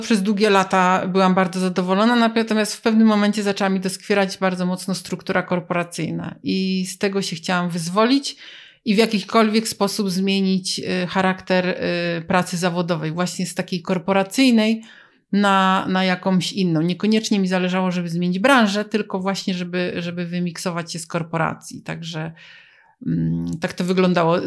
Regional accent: Poznań, Greater Poland, Poland; my jesteśmy z Poznania

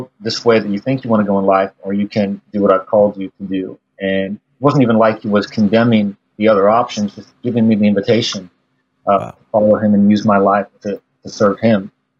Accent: Midwest, United States; now in Lawrence, United States; I kind of grew up all over the Midwest. And part of that was growing up in the Methodist church because they moved their pastors around a lot.

